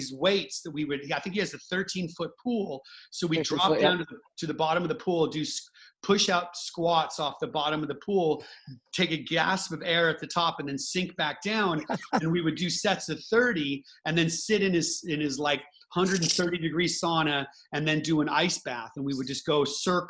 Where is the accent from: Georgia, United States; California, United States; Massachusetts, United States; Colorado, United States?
California, United States; Santa Cruz; born or raised there